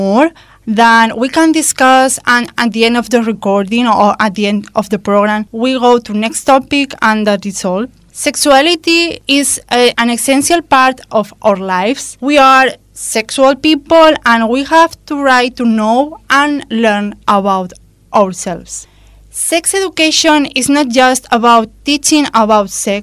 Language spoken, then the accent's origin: English; Spain; maybe I'm from Spain.